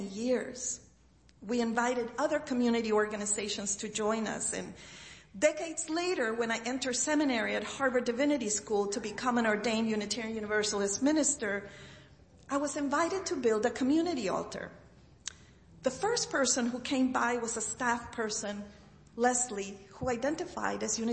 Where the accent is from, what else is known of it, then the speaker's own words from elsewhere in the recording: Chile; moved away; also born or lived in Boston; Growing up in Chile, I inherited the gift of altar building from my grandmother, Rosario.